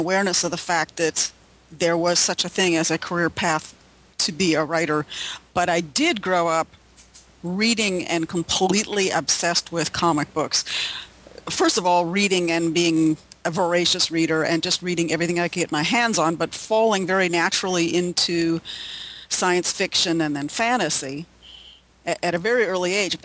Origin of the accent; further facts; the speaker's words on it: Illinois, United States; moved away as an adult; now in Los Angeles, United States; I grew up in Illinois